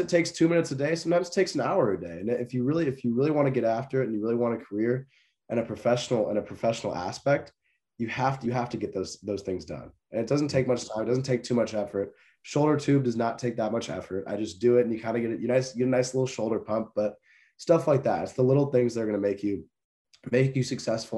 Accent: San Jose, California, United States; moved away; also born or lived in Oregon; that is my hometown team

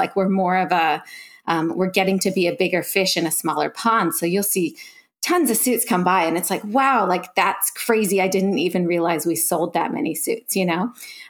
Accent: Philadelphia, Pennsylvania, United States; also born or lived in California; now in Noosa, Australia; I'm originally from California, Philadelphia originally. I'm an American girl, as you guys can probably tell, but some people tell me now I have a little bit of an Australian twang

